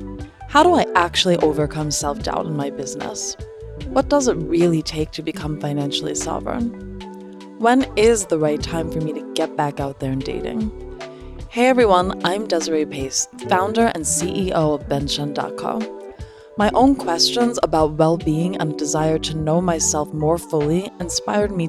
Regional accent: New York, United States; As a New Yorker

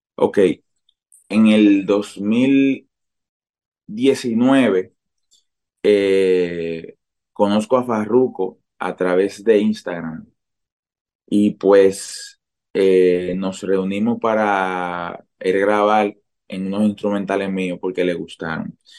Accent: San Pedro de Macorís, Dominican Republic; en San Pedro de Macorís, que es de donde soy.

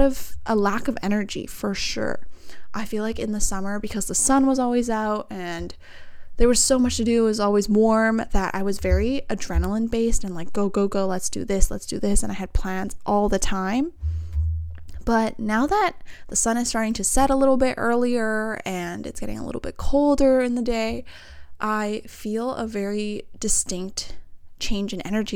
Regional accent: Vancouver, British Columbia, Canada; all from the same area, we're all from Vancouver

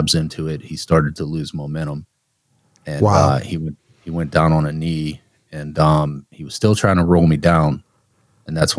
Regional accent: Youngstown, Ohio, United States; I'm from Youngstown, so that was Youngstown Warren area

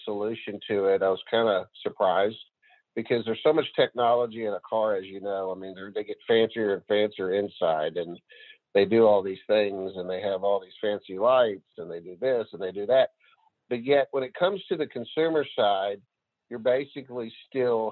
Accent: near Marshall, Northeast Texas, United States; Northeast Texas area, a little town outside of Marshall, doesn't have a stoplight.

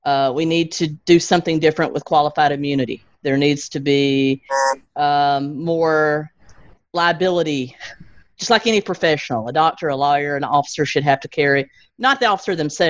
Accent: Alabama, United States; now in Tennessee, United States; I grew up in Alabama, so I'm Southern all the way around

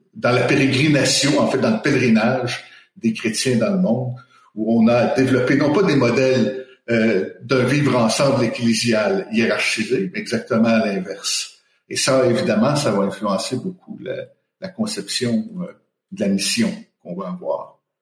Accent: Quebec, Canada; moved away as an adult; also born or lived in Colombia; now in Montreal, Canada; je suis québécois d'origine. J'ai vécu dix ans euh, en Amérique latine.

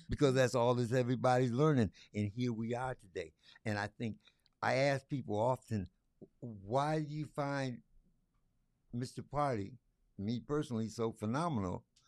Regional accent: Lansing, Michigan, United States; also born or lived in Detroit area; I was born and raised right here in Lansing, Michigan

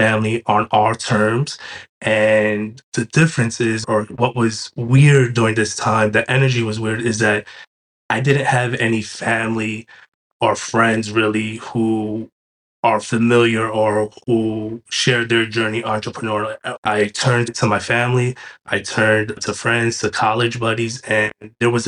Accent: New York City, New York, United States; moved away as an adult; also born or lived in Binghamton, New York / Delaware; I was born and raised in New York City

